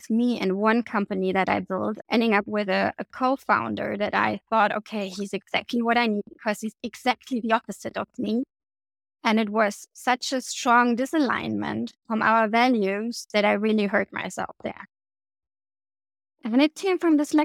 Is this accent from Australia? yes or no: no; East Germany, Germany; I grew up in East Germany before the war came down